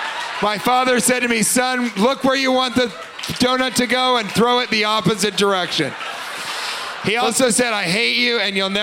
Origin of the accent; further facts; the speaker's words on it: Colorado, United States; I'm from Colorado